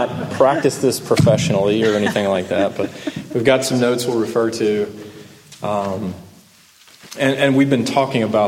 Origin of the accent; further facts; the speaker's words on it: Middle Tennessee, United States; also born or lived in Arkansas; We moved to Middle Tennessee. My parents actually divorced when I was five, so my dad remarried. So I lived most of my childhood with my father and my stepmother. And we had moved to Middle Tennessee, so I grew up here in high school time